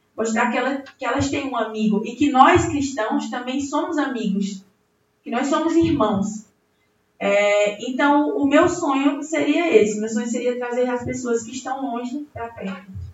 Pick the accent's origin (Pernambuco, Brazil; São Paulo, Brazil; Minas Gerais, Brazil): Pernambuco, Brazil; Belo Jardim; nascida e criada aqui em Belo Jardim, na nossa querida Belo Jardim